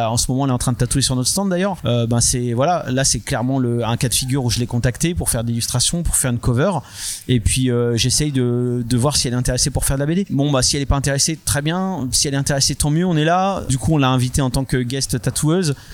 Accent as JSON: {"language": "French", "country": "France", "said": "ben nous, on n'est pas un produit d'importation américain, tu vois, on est, on est, on est français."}